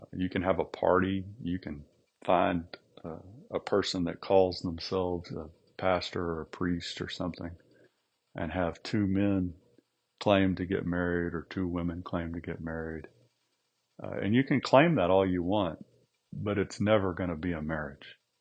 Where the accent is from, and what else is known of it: United States